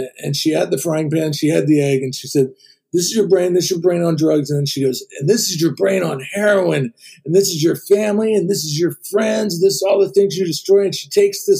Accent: Ohio, United States; moved away as an adult; now in California, United States; I grew up in Ohio. I came to California when I was 20

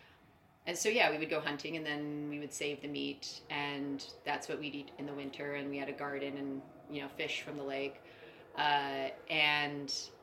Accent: Northern California, United States; moved away as an adult; also born or lived in New York; I was born in Northern California, pretty much the middle of a cornfield.

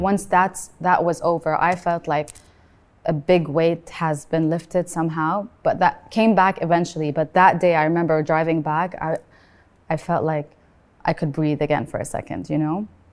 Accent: Beirut, Beirut Governorate, Lebanon; also born or lived in Sharjah, United Arab Emirates; now in United Arab Emirates; I was born in Sharjah and I lived there for the first eight years of my life, and then I moved to Beirut and I grew up in Beirut

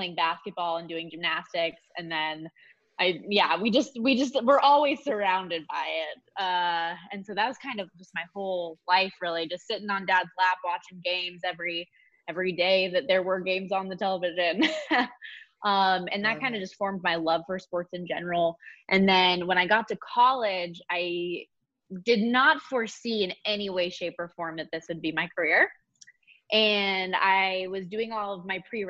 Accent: Las Vegas, Nevada, United States; moved away as an adult; also born or lived in Colorado; I obviously am born and raised in Las Vegas

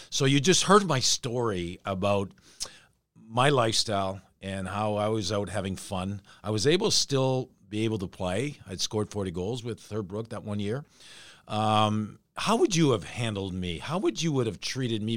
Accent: Canada; moved away; I grew up as a Canadian watching ….

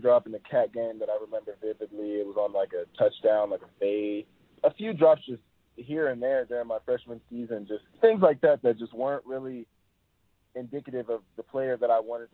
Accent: Oklahoma, United States; I did grow up in Oklahoma

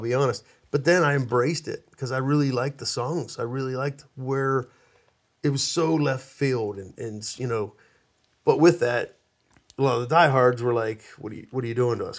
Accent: Pittsburgh, Pennsylvania, United States; moved away

